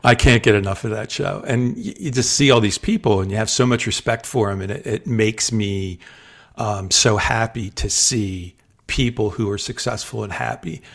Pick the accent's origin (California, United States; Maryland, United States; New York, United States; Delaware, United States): Delaware, United States; also born or lived in South Jersey; my formative years, like junior high, high school, all that, I grew up in Delaware